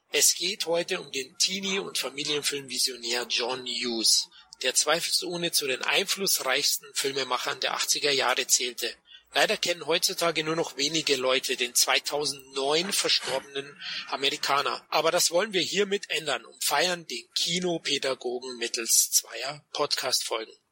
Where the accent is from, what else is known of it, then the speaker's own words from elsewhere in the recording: Munich, Bavaria, Germany; ich als Münchner kenne das natürlich auch, ja